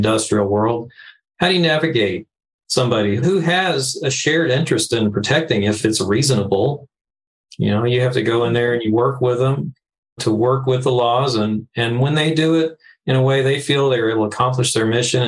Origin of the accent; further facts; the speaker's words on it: Stillwater, Oklahoma, United States; moved away; I grew up in Stillwater, Oklahoma, which is where Oklahoma State University is